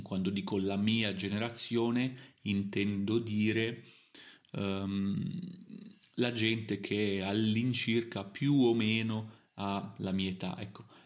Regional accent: Italy; also born or lived in Milan / Germany; io sono italiano, quindi l'Italia è il mio paese natale, perché sono nato in Italia

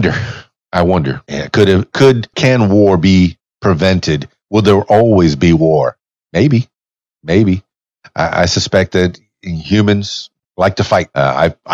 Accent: Miami, Florida, United States; I have Yankee roots, but I was born in Miami

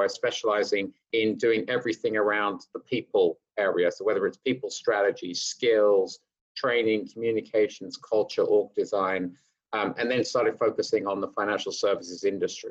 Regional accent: United Kingdom; accent: British; moved away as an adult; also born or lived in London / Hertfordshire; now in New York City, United States; growing up in North London in some humble areas, and we moved out to the suburbs where the schools were better. We moved out in Hertfordshire

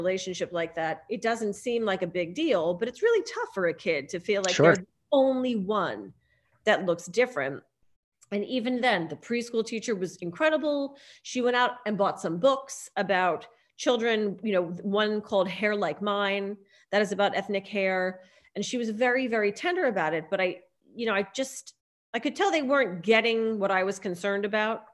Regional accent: New Jersey, United States; also born or lived in New York City / Los Angeles; now in Rhinebeck, United States; I'm originally from New Jersey. I'm a Jersey girl.

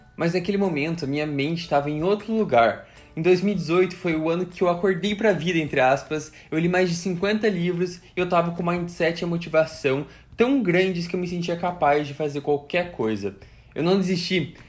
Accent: Curitiba, Paraná, Brazil; also born or lived in Foz do Iguaçu, Paraná; now in Florida, United States; Eu nasci em Foz do Iguaçu, no Paraná, em 99, me mudei para Curitiba quando eu tinha 5 anos de idade

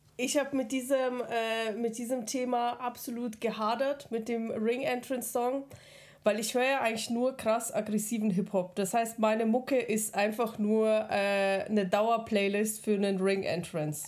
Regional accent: Regensburg, Bavaria, Germany; born or raised there; also born or lived in Kazakhstan

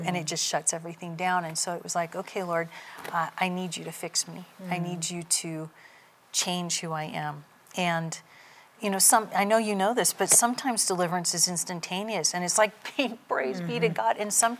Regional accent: Redding, California, United States; My family's from Redding, and I was born when my dad was in the service. So I was born not in Redding, but I've been in Redding my entire life.

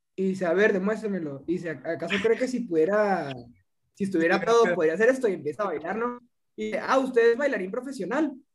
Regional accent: Mexico; soy de aquí, no, soy mexicano

